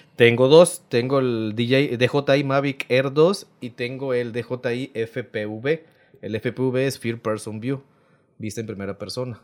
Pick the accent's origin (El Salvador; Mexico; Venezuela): Mexico; Rodríguez Clara, Veracruz; also born or lived in Loma Bonita, Oaxaca; Nací en Loma Bonita, pero toda mi vida me, me crié en Rodríguez Clara.